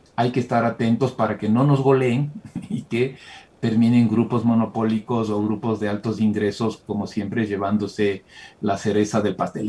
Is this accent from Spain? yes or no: no; Ecuador; la mayoría que somos los ecuatorianos